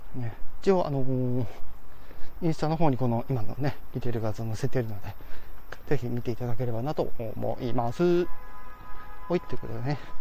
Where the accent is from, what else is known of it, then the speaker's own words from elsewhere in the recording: Hokkaido, Japan; 私、あの、地元が北海道ですから